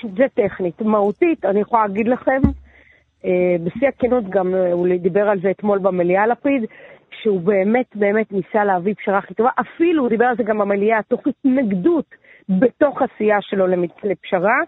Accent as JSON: {"language": "Hebrew", "town": "Netanya", "region": "Central District", "country": "Israel", "tie": "born or raised there", "also_born_or_lived": "Ra'anana", "lives_now": "Tel Aviv, Israel", "said": "בעיקרון גדלתי בנתניה, אבל נולדתי ברעננה."}